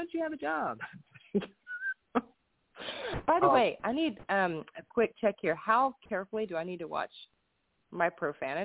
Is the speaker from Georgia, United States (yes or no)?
yes; the South, Georgia, United States; now in Tennessee, United States; I was born in Georgia. I was raised in the South.